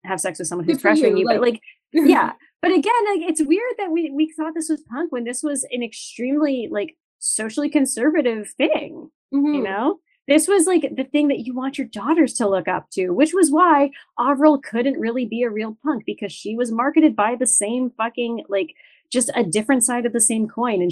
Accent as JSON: {"language": "English", "town": "Timmins", "region": "Ontario", "country": "Canada", "said": "I am from Timmins"}